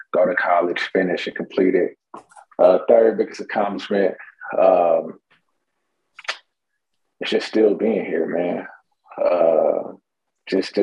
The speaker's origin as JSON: {"language": "English", "town": "Houston", "region": "Texas", "country": "United States", "tie": "born or raised there", "said": "I grew up in the Houston, Texas area, north side of Houston, Texas, to be exact"}